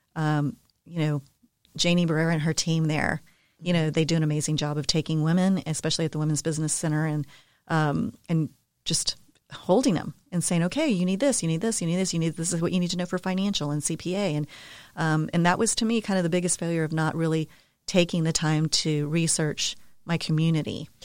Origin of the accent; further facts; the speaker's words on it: San Antonio, Texas, United States; also born or lived in Denver, Colorado; born and raised in San Antonio